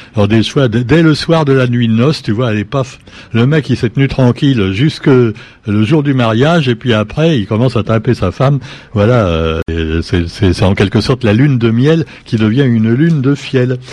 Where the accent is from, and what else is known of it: Réunion